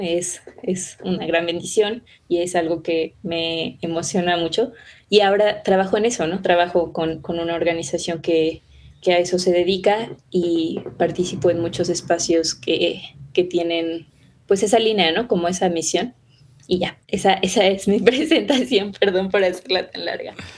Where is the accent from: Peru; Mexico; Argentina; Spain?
Mexico; Mexico City; yo vivo en Ciudad de México, nací en Ciudad de México, crecí en Ciudad de México